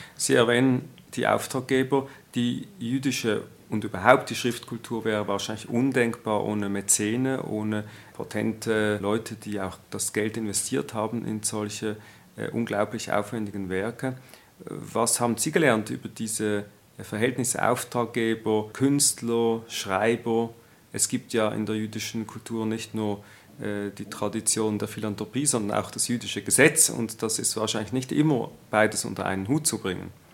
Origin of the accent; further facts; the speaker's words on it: Switzerland; Als Schweizer Jude